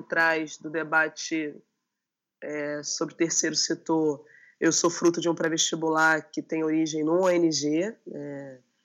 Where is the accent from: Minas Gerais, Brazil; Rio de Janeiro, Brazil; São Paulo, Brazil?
Rio de Janeiro, Brazil; eu sou da Maré, a Maré no Rio de Janeiro é uma das grandes favelas, me reivindico enquanto favelada